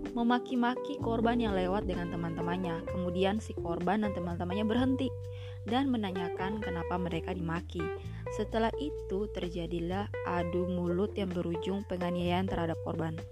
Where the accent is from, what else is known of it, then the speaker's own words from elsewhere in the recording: Ambon, Maluku, Indonesia; karena ternyata masih banyak kita orang Ambon itu suka melakukan victim blaming terhadap korban ya di sini ya.